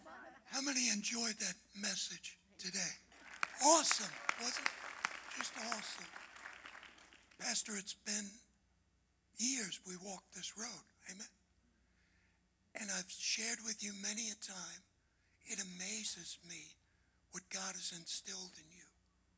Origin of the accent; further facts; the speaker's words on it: United States; I grew up on Long Island Sound, did a lot of fishing, lived on a boat the summertime on the beach.